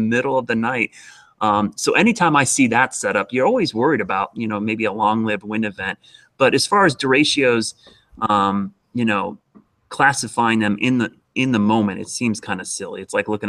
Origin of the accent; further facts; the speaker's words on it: Ohio, United States; now in Charlotte, United States; growing up in Ohio